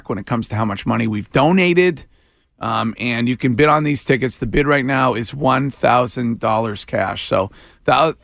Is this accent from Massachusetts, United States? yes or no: yes; Stow, Massachusetts, United States; That is my hometown